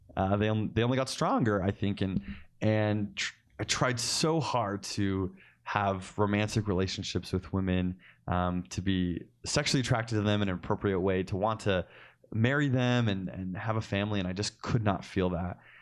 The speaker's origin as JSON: {"language": "English", "town": "Cottonwood Heights", "region": "Utah", "country": "United States", "tie": "born or raised there", "said": "I actually just grew up down the street from where the Ostlers are, so in Collingwood Heights, Utah"}